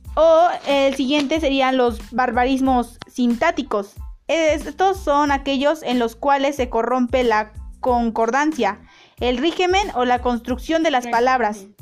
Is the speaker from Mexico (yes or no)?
yes; Mexico; Los mexicanos no somos